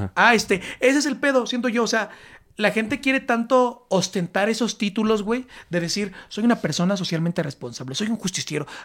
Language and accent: Spanish; State of Mexico, Mexico; Yo soy del Estado de México